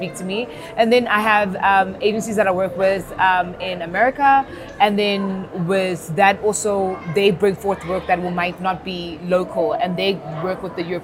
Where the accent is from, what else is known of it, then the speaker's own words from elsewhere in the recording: Durban, KwaZulu-Natal, South Africa; I'm from Durban